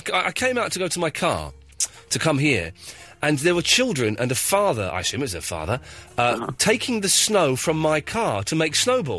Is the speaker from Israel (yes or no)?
no; United Kingdom; I'm a British gentleman. Why would I want to watch that American tosh?